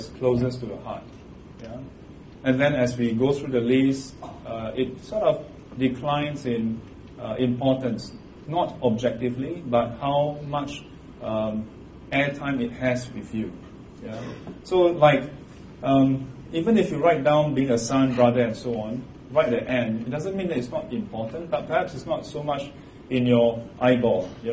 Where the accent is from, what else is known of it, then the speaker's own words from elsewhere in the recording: Singapore; I'm a Singaporean.